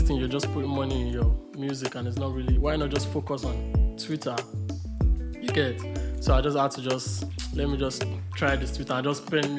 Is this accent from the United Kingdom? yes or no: no; Agbado, Surulere, Lagos, Nigeria; also born or lived in Agege / Abeokuta (FUNAAB); I grew up in Agbado, Surulere.